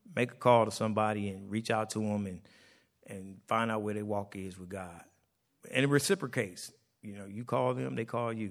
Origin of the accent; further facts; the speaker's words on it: United States; us Americans that are born here